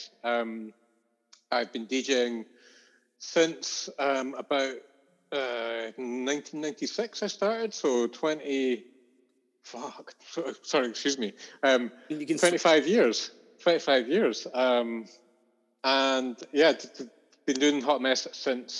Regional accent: Edinburgh, Scotland, United Kingdom; I grew up in Curry in the suburbs of Edinburgh. And I lived there until I was 20

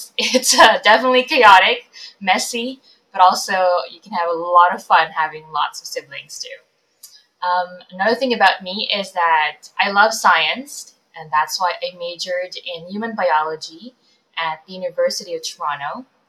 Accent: Philippines; moved away; Yeah, I'm an immigrant. My family and I moved here from the Philippines about 12 years ago, so in 2009.

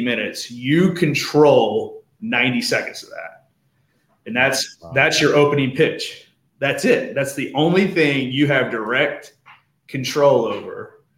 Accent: Portsmouth, Ohio, United States; I'm born and raised in Portsmouth, was gone for college and the military, and came back home

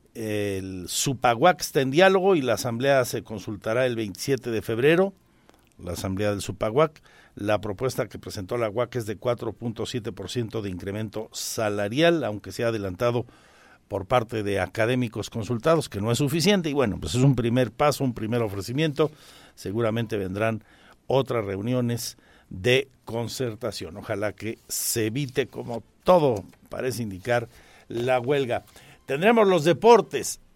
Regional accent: Mexico; como mexicanos

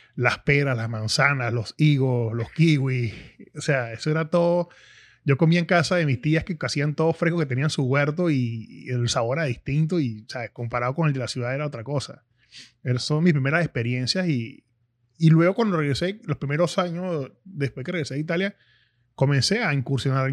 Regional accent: Caracas, Capital District, Venezuela; yo nací en Caracas, una ciudad en pleno auge en los 80, y no conocía como tal el campo

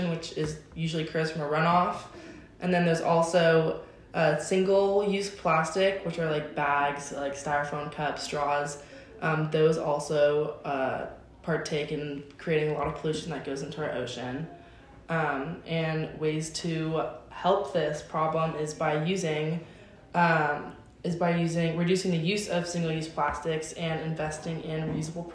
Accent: San Francisco, California, United States; I'm from like NorCal, San Francisco

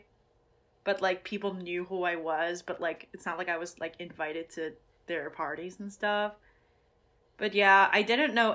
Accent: Michigan, United States; I'm from Michigan

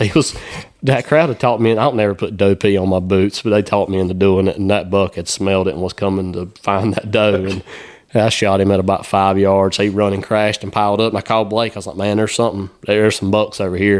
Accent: South Carolina, United States; growing up in South Carolina

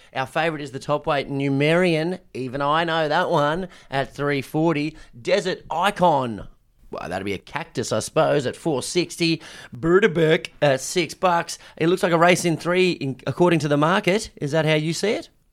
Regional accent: Brisbane, Queensland, Australia; now in Melbourne, Australia; I was from Brisbane and at school, and our preseason was always against Ipswich Grammar.

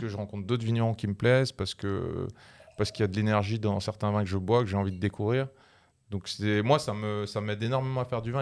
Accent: Alsace, Grand Est, France; Je suis vigneron, je viens d'Alsace

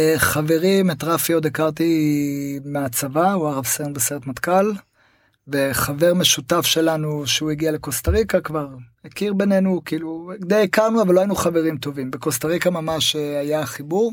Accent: Tel Aviv, Tel Aviv District, Israel; moved away as an adult; also born or lived in Costa Rica / Panama; אני קודם כל גדלתי בתל אביב

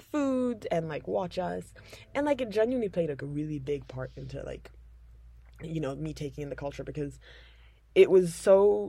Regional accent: London, United Kingdom; first language English; now in Tanzania; when I was 1.5 I moved to London. Hendon.

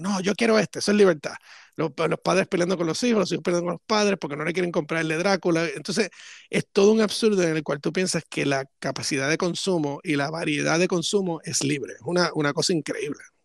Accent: Puerto Rico; cuando era niño en Puerto Rico

